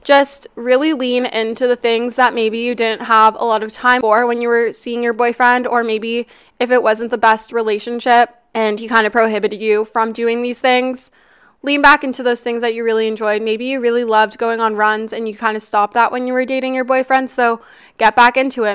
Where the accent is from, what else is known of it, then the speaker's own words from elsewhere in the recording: Canada; also born or lived in Toronto; I'm Canadian and I live in downtown Toronto.